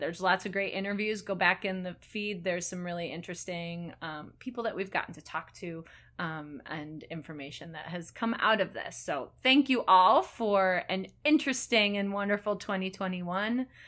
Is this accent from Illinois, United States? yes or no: yes; Elgin, Illinois, United States; growing up in Elgin